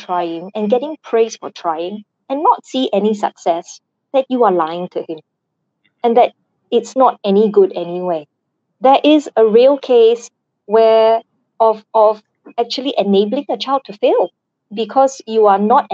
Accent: Singapore; I am Singaporean

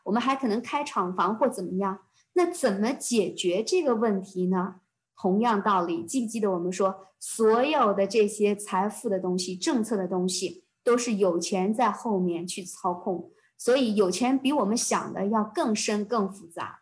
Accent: China; moved away as an adult; now in Canada; 对于我们中国人来讲

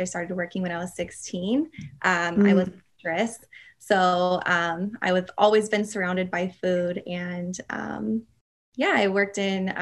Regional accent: Chino Hills, California, United States; also born or lived in Riverside, California; now in Whittier, United States; I actually grew up in a small town called Chino Hills

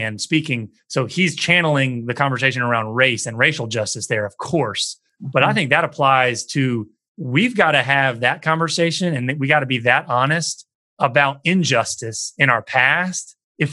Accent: the American South, United States; I grew up in the American South

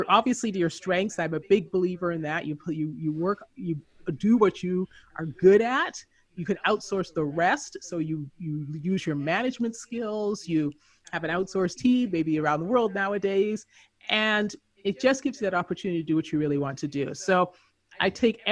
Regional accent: Canada; moved away as an adult; also born or lived in Southern California / Philippines / Colombia / Chile; I grew up in Canada, so I joined the Canadian Foreign Service

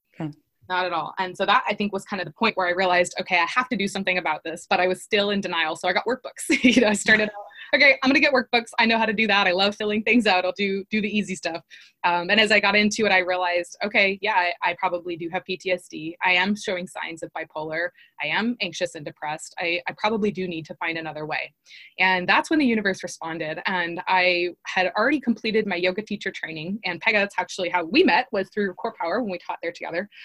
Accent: Long Beach, California, United States; I was raised in Long Beach, California

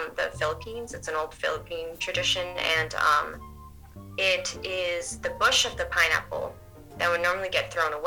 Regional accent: New Hampshire, United States; moved away as an adult; now in Portland, United States; I didn't grow up in Portland. I grew up in New Hampshire, so not too far.

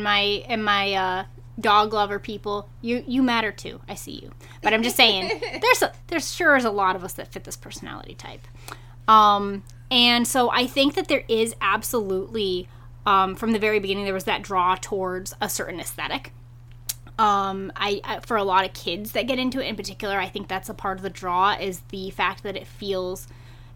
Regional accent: Massachusetts, United States; I grew up in Massachusetts

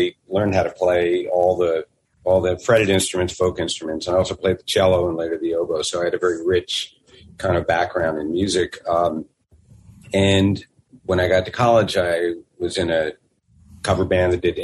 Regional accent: Philadelphia, Pennsylvania, United States; we grew up in Philadelphia. We spent our entire childhood

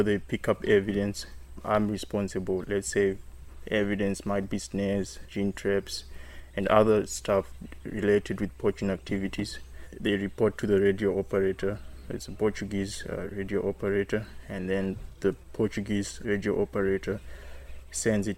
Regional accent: Zimbabwe; now in Mozambique; I'm originally from Zimbabwe

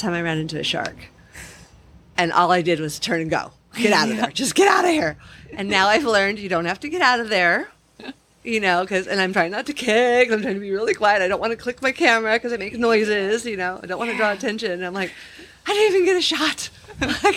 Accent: Torrance, California, United States; now in Hawaii, United States; I grew up in Southern California in Torrance near Redondo Beach

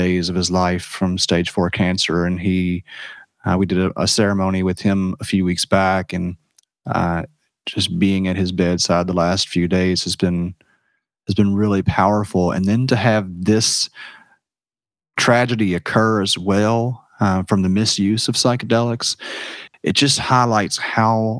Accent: Washington County, Kentucky, United States; also born or lived in Jamaica; I growing up in Washington County and all out there around Maker's Mark distilleries

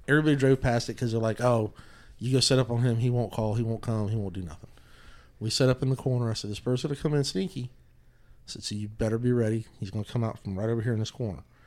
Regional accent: Odessa, United States; I grew up in Odessa, it was just full of turkeys

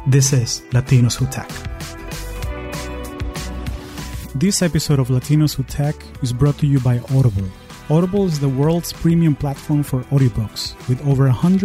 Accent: Caracas, Capital District, Venezuela; also born or lived in Silicon Valley, United States; now in United States

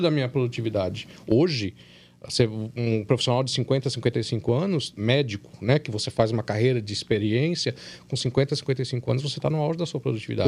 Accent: São Paulo, Brazil; moved away as an adult; now in Minas Gerais, Brazil; Eu não sou de, de, de Minas, eu sou de São Paulo.

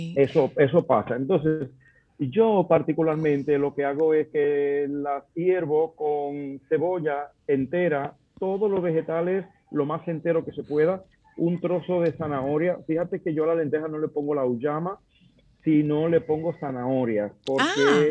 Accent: Dominican Republic; moved away as an adult; also born or lived in Madrid, Spain; como dominicano yo puedo encontrar plátanos en España, en Madrid

